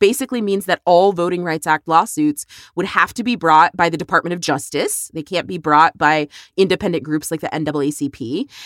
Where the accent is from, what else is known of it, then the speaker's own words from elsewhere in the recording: Texas, United States; here in my home state